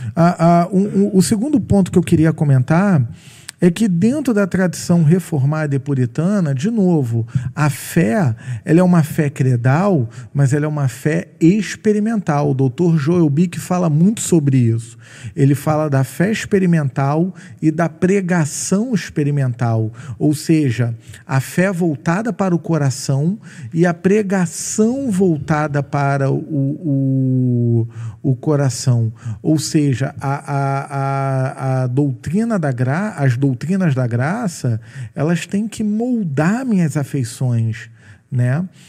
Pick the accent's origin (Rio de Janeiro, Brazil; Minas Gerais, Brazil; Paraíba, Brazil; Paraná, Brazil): Rio de Janeiro, Brazil; eu sou carioca